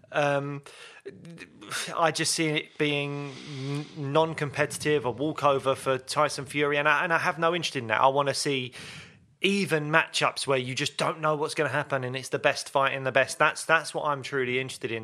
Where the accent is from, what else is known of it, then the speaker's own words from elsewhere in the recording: London, United Kingdom; I grew up in Peckham